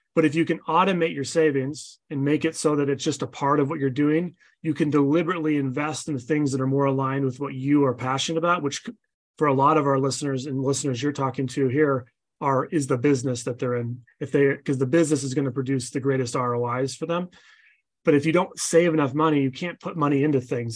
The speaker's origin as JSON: {"language": "English", "region": "Utah", "country": "United States", "said": "I'm from Utah."}